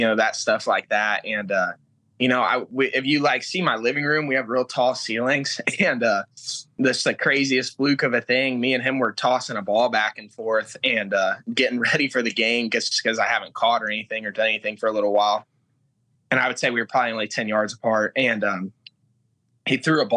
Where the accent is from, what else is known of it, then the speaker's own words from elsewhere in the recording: Muncie, Indiana, United States; moved away as an adult; now in Los Angeles, United States; I'm actually from Indiana